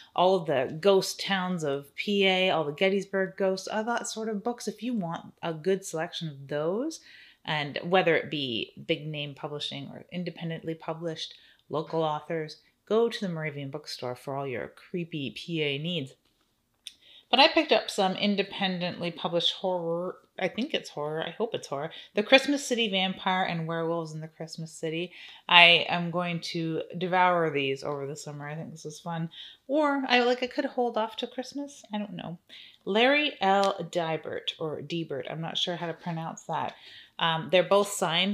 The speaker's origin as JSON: {"language": "English", "country": "Canada", "said": "I'm Canadian, so I'm new to Second and Charles"}